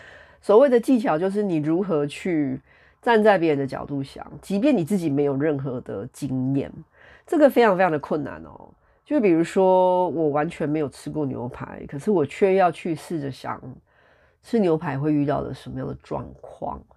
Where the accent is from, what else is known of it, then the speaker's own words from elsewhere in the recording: Taiwan; 大家身为台湾人的话，哈，或者说华人，就是如果你跟我一样是个 Chinese 的话，